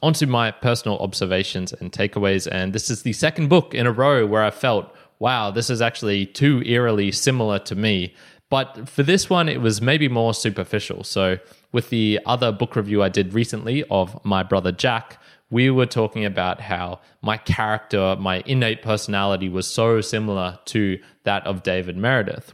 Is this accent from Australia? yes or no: yes; Brisbane, Queensland, Australia; We're both from Brisbane, Australia